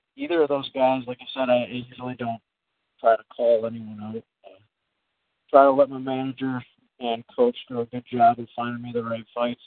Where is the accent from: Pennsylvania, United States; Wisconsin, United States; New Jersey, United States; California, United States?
Wisconsin, United States; Green Bay; my hometown